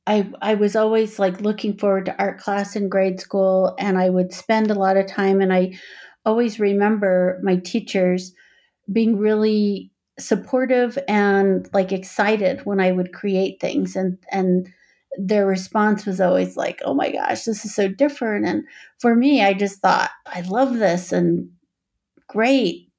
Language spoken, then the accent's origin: English; Four Corners, United States; now in Boulder, United States; I grew up on the Navajo Reservation. I guess the Navajo Nation is what most people call it now. It's in the Four Corners regions of Arizona, New Mexico, Colorado, and, oh my gosh, Utah